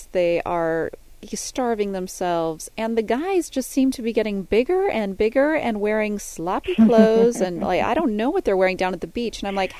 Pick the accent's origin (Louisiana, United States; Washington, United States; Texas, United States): Washington, United States; Seattle; now in Orange County, United States; I grew up in Seattle